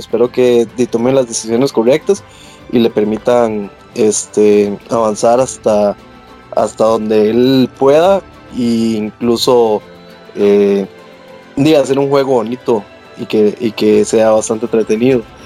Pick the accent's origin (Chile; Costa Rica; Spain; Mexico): Costa Rica; como Tico